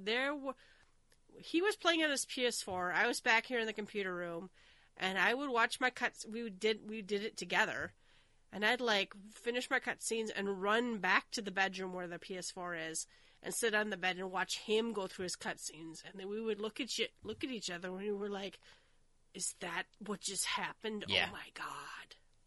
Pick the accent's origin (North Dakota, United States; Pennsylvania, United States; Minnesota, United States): Minnesota, United States; I'm from Minnesota. We have, like, the Winter Carnival